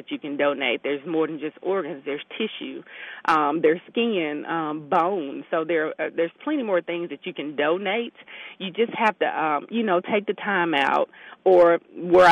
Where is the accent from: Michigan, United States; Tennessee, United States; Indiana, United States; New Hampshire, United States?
Tennessee, United States; Memphis; now in Mississippi, United States; We're from Memphis